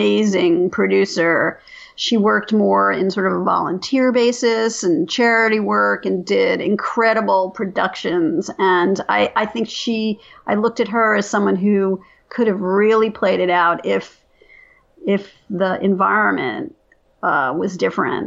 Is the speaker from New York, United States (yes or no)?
yes; New York, United States; I grew up in New York